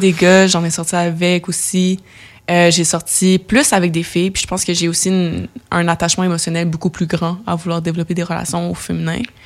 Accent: Laval, Quebec, Canada; now in Montreal, Canada; grandi dans la banlieue de Montréal, mais la banlieue nord, fait que j'ai grandi à Laval

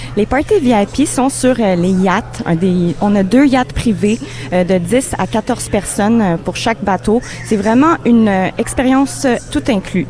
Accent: Montreal, Quebec, Canada; moi, je viens de Montréal. C'est vraiment une ville cosmopolite. Euh, moi aussi, j'ai mes origines euh, de nord-africaine, de l'Europe. Je suis née ici au Canada

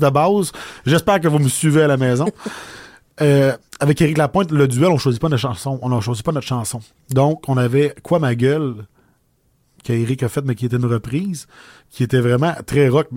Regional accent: Audet, Quebec, Canada; accent: accent de la bosse, du bois; J'ai grandi à Audette. J'ai étudié à Lac-Mégantic

